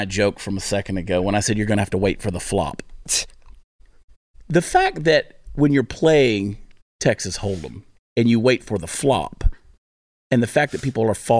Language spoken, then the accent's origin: English; Canada; And I'm a Canadian.